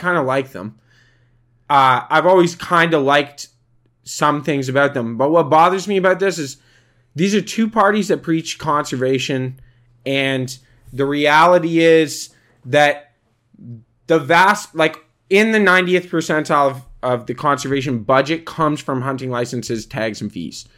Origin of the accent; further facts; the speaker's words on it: Canada; We are Canadian